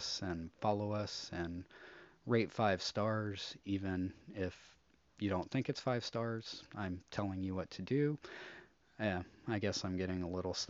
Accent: United States; as an American

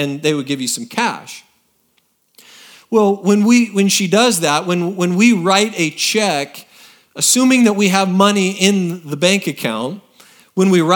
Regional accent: Oregon, United States; moved away as an adult; now in Texas, United States; I grew up in Oregon

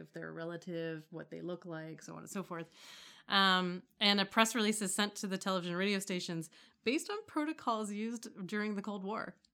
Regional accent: Toronto, Ontario, Canada; I don't actually live in Toronto, although I grew up

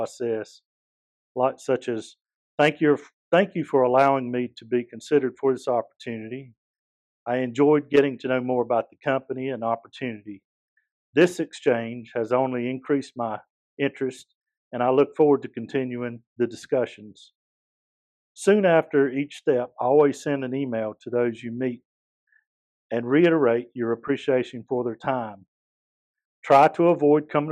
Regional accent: Eastern North Carolina, United States; I'm originally from Eastern North Carolina. Grew up on a farm.

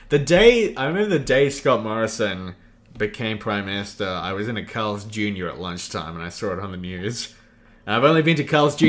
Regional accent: Australia

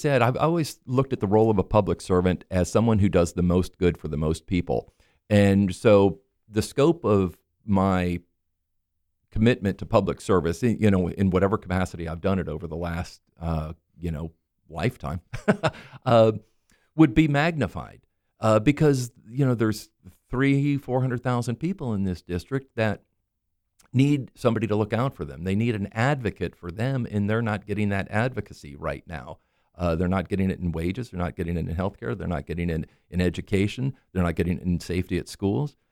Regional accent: Maitland, Florida, United States; I grew up here in Maitland. Uh, you know, I'm, I'm a Florida native.

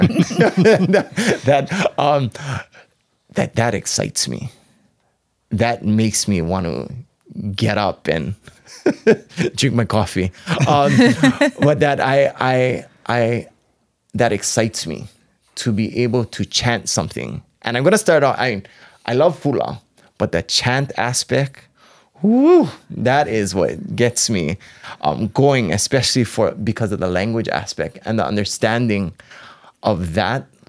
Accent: Maui, Hawaii, United States; moved away as an adult; now in Hilo, United States; I was raised on Maui. Um, born and raised on Maui until I actually came here to Hilo.

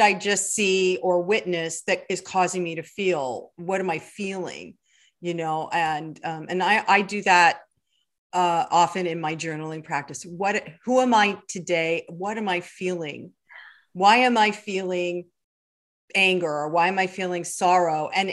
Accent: California, United States; I grew up in California

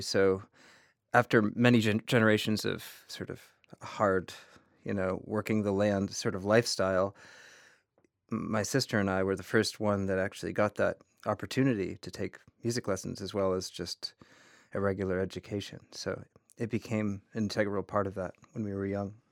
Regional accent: Vermont, United States; growing up in Vermont

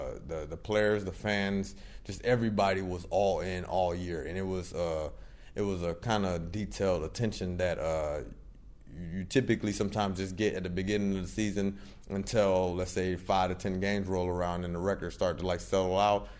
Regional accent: Daytona Beach, Florida, United States; also born or lived in Louisiana; But when I was 6 months old, I moved to Daytona Beach, Florida. So I always say that I'm born and raised in Daytona Beach, Florida

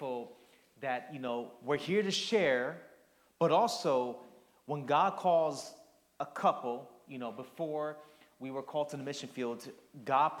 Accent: New York City, New York, United States; moved away; also born or lived in New Jersey; growing up in the Northeast, I was born in Queens, lived in Jersey

